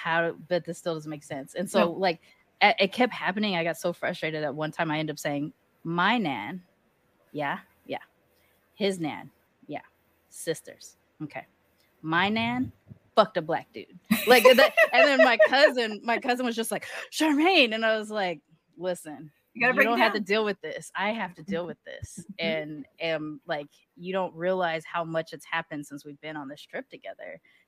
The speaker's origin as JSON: {"language": "English", "town": "Long Beach", "region": "California", "country": "United States", "tie": "born or raised there", "said": "Where I grew up in Long Beach too"}